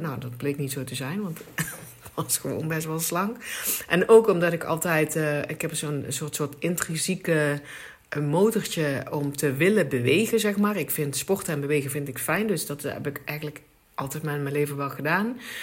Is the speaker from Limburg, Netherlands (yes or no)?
yes; Limburg, Netherlands; ik kom uit Limburg